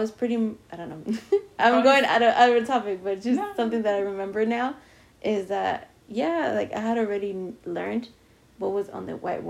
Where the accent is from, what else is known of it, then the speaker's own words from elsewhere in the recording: Argentina; now in United States; So most of my coworkers actually don't even know that I'm from Argentina until I start speaking in Spanish